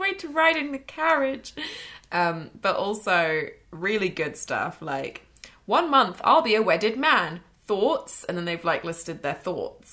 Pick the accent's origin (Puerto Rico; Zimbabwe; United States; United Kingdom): United Kingdom; England; I'm from England